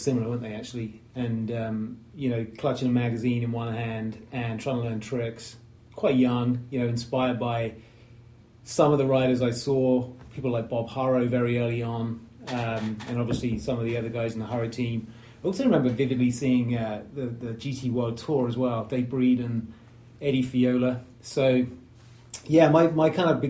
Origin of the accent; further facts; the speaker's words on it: Southampton, South East England, United Kingdom; I grew up in Southampton in England